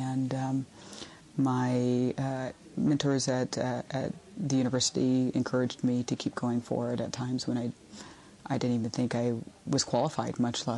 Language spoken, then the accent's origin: English; Oklahoma, United States; I'm from the Choctaw Nation of Oklahoma.